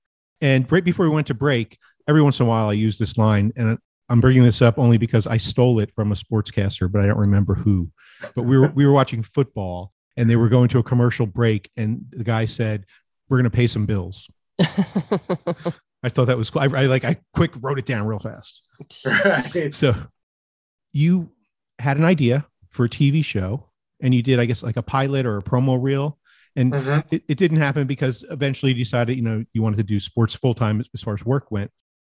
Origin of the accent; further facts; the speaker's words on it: New Jersey, United States; moved away as an adult; now in Florida, United States; I'm from Jersey too. Exit 9 on the Turnpike, 129 on the Parkway.